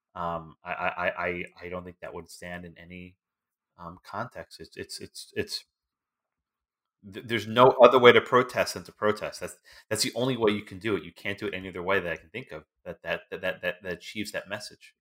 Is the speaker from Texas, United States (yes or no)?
yes; Texas, United States; My home state of Texas